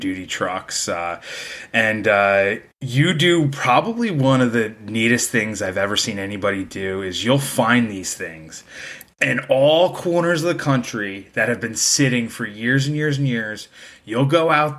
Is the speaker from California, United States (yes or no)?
no; New Jersey, United States; I'm from New Jersey.